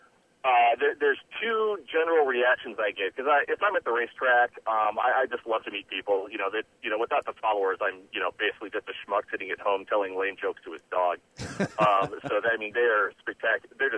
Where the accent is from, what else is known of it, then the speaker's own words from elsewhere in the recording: Indianapolis, Indiana, United States; I'm from Indianapolis, and primarily when I was growing up in the 80s mostly